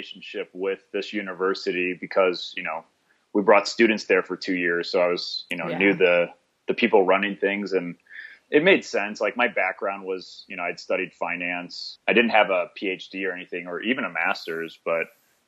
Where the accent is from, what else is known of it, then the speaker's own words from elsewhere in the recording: Wildwood, Missouri, United States; moved away as an adult; also born or lived in Prague, Czech Republic; now in Medellin, Colombia; I'm originally from St. Louis, Missouri, actually, like a smaller suburb called Wildwood